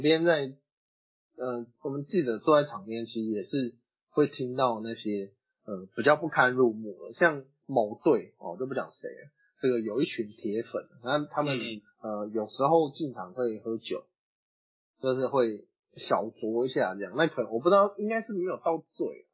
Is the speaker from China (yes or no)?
no; Taiwan; 我们台湾人